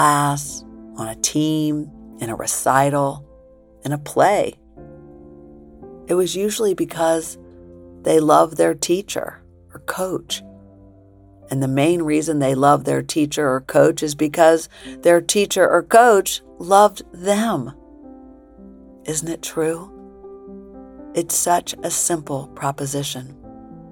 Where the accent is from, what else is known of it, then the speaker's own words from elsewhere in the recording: Springfield, Illinois, United States; also born or lived in New York; grade school days in Springfield, Illinois, after Dad had died and we moved from New York to Illinois